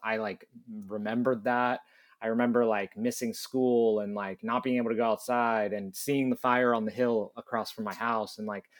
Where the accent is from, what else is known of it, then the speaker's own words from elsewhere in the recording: San Diego, California, United States; I think just because of growing up in San Diego